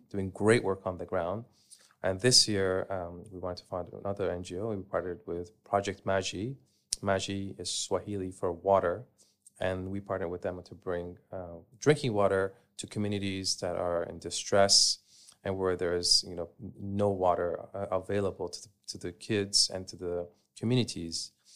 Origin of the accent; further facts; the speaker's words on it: Canada; moved away as an adult; I grew up in Canada, and growing up, I would go, uh, camping with my family.